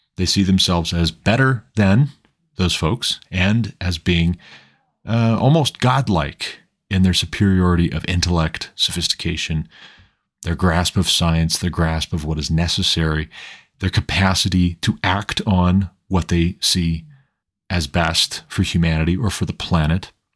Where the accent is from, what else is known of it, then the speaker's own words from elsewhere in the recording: Montana, United States; now in Colorado, United States; We live in Colorado now, but I'm originally from Montana